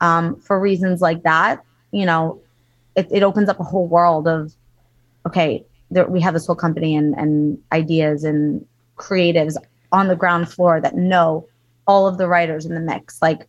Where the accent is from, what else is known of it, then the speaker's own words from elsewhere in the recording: East Coast, United States; My husband and I both, we lived in LA for 15 years. We're both from the East Coast.